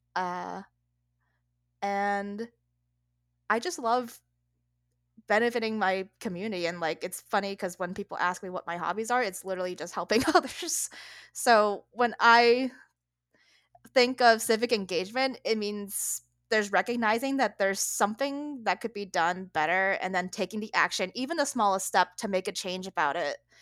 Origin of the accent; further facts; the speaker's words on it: Connecticut, United States; food I had growing up in Connecticut